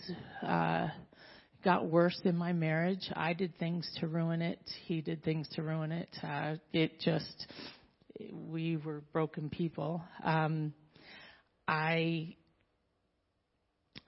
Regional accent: Southern California, United States; I was born in Southern California, raised in a very strong Mormon household

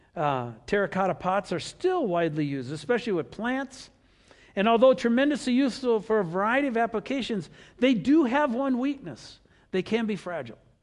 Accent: Wisconsin, United States; we grew up with rivers in Wisconsin

